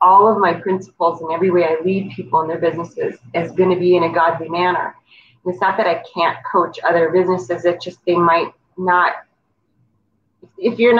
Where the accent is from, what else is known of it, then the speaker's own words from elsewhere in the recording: North Dakota, United States; moved away; also born or lived in Virginia; I grew up in North Dakota.